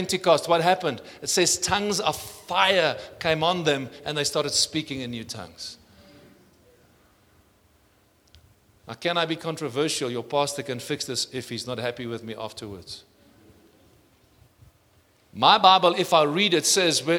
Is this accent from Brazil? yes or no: no; South Africa; I'm South African